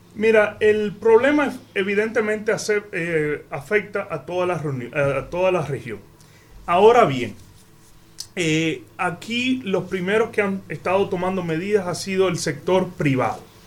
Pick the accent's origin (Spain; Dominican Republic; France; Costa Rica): Dominican Republic; como dominicano